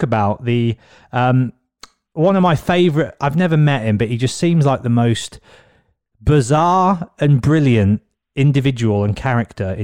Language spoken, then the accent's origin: English; Birmingham, West Midlands, United Kingdom; moved away as an adult; also born or lived in London; I moved back home with my mum in Birmingham